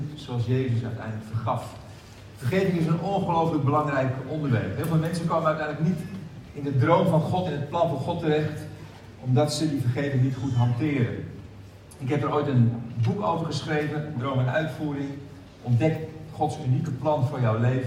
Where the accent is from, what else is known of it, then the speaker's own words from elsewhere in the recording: Haarlem, North Holland, Netherlands; ik kom uit Haarlem